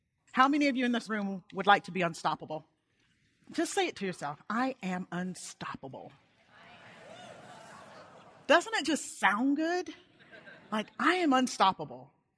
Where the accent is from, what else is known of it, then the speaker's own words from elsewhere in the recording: Montgomery, Alabama, United States; And we grew up in Montgomery, Alabama, at a base called Maxwell Air Force Base.